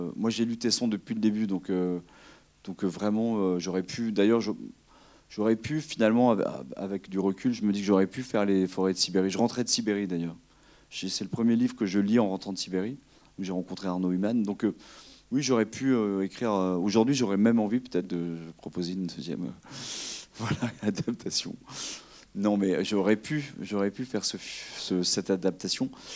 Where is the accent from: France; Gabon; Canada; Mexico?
France; Limousin, Nouvelle-Aquitaine; je suis originaire du Limousin, et quand on est Limousin